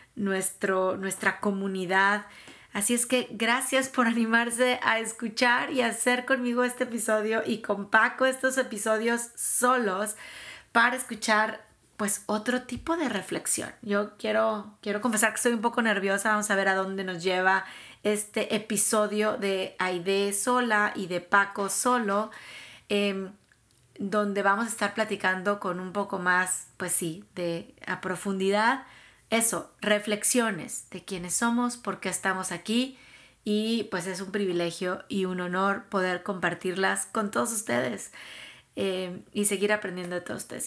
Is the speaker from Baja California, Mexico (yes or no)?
no; Tampico, Tamaulipas, Mexico; moved away as an adult; also born or lived in Mexico City / California; now in Dallas, United States; Tampico, que es mi, ciudad, que me vio nacer, que me vio crecer